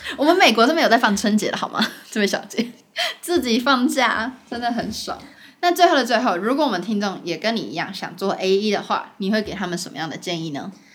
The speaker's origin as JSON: {"language": "Chinese", "country": "Taiwan", "moved": "as an adult", "lives_now": "New York, United States", "said": "像我自己在台湾的时候，我被教育的方式"}